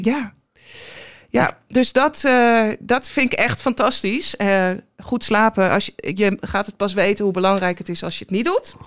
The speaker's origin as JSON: {"language": "Dutch", "town": "Den Helder", "region": "North Holland", "country": "Netherlands", "tie": "born or raised there", "also_born_or_lived": "Almelo / Enschede / Alkmaar", "moved": "as an adult", "said": "twaalf jaar gewoond, daar opgegroeid."}